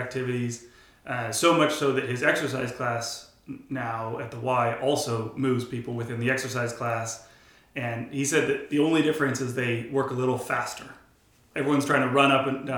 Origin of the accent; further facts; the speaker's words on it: Bay Area, California, United States; I grew up here in the Bay Area, going to church